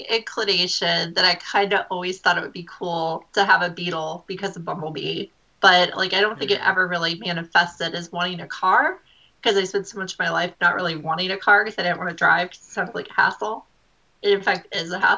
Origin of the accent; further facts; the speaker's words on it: Missouri, United States; I'm from Missouri, which is so much better for public transit.